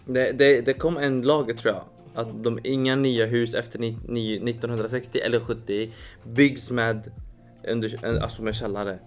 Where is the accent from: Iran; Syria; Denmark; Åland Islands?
Syria; now in Sweden; mitt hemland